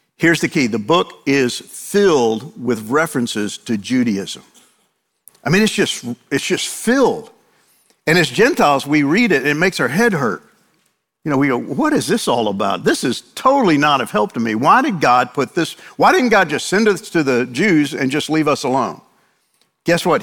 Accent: New York, United States; moved away; I grew up in New York, and I know all about Italians

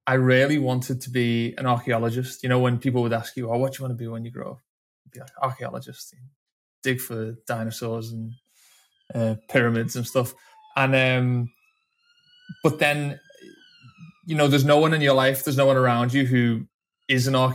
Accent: Liverpool, North West England, United Kingdom; I'm originally from Liverpool

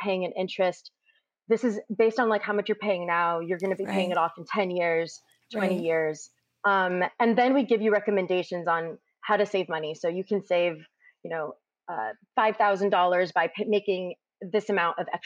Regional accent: Hayward, California, United States; I grew up in Hayward, and growing up, my dad was a factory worker

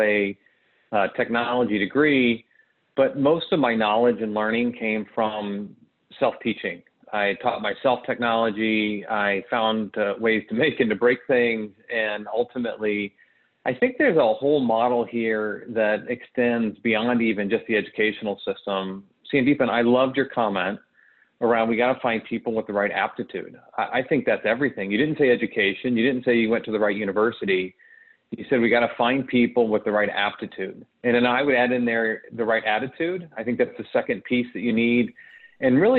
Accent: St. Louis, Missouri, United States; I was born and raised in or around St. Louis

